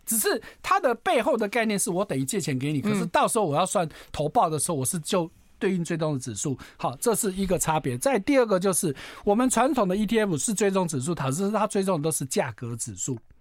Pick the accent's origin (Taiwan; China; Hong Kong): Taiwan; 我们台湾人口就两千多万